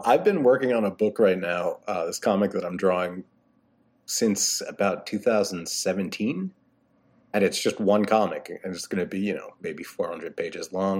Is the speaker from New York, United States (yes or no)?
yes; New York City, New York, United States; moved away as an adult; now in Connecticut, United States; I grew up in Brooklyn.